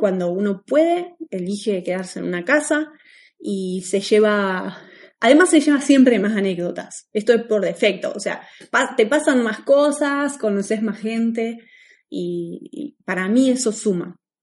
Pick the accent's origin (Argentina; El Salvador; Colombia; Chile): Argentina; moved away as an adult; nosotros somos de Argentina